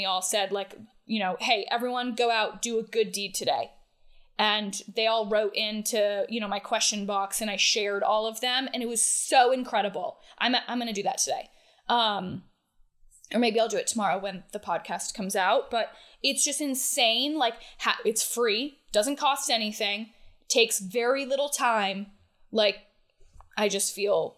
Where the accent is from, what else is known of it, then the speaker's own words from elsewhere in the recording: Ludlow, Vermont, United States; now in Atlanta, United States; I grew up in Ludlow, Vermont